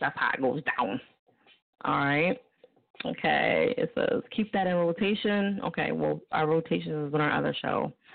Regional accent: New Jersey, United States; now in Philadelphia, United States; I live in Philly. I live in Philly. I'm from Jersey

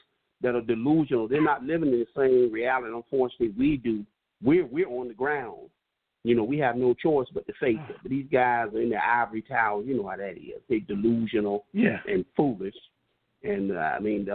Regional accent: New York, United States; I'm from New York.

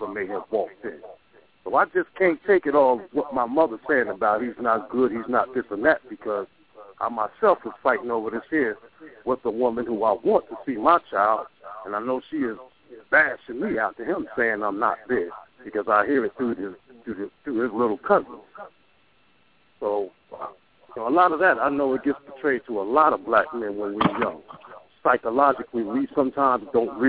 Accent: Trenton, New Jersey, United States; I'm actually from Trenton, New Jersey.

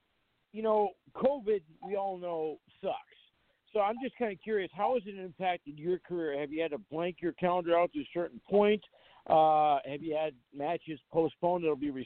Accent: Fargo, North Dakota, United States; North Dakota, in Fargo, to run for the promotion that's in my hometown here

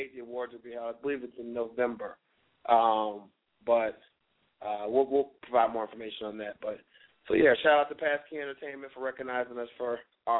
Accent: Virginia, United States; I'm from Virginia, so my mother's from D.C. I have family up there

